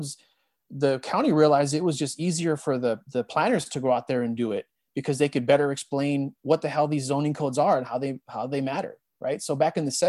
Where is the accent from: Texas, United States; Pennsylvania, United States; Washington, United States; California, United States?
California, United States; Montebello; also born or lived in Boyle Heights, Los Angeles / East Los Angeles; I was born in Boyle Heights and raised in both East LA and the city of Montebello